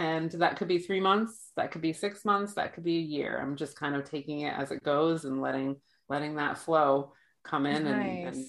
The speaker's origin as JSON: {"language": "English", "region": "Massachusetts", "country": "United States", "tie": "born there", "also_born_or_lived": "New Hampshire / New Jersey / Florida", "said": "I was born in Massachusetts, and that's what I consider my home state. And I lived in New Hampshire for a while, and then I kind of bounced in between New Hampshire and Massachusetts. And then I lived in New Jersey for 10 years."}